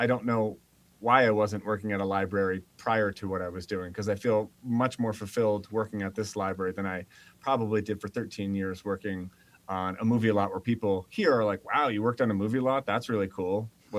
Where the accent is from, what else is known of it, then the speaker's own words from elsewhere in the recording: northeast of Philadelphia, Pennsylvania, United States; moved away as an adult; also born or lived in Los Angeles, California; now in Salmon, Idaho, United States; I'm from Pennsylvania area, northeast of Philadelphia. I left after university out to Los Angeles and spent my formidable adult years out in Los Angeles. And then somehow via throwing a dart at a map ended up in Salmon, Idaho.